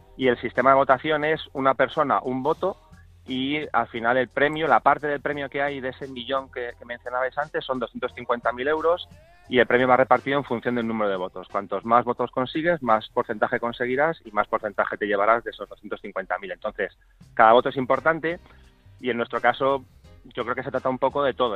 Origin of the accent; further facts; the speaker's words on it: Spain; porque soy español